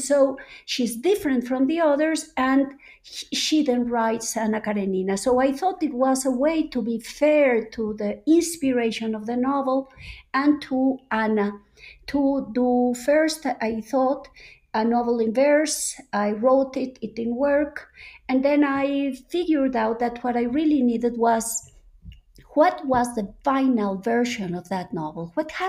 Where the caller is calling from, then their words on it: Mexico City, Mexico; I'm calling in from Coyoacán in Mexico City, two blocks away from Frida Kahlo's house, where I normally spend half of the year.